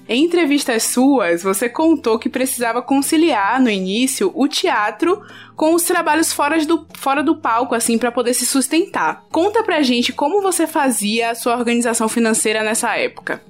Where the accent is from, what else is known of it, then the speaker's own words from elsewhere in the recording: Valença, Bahia, Brazil; Eu sou de Valença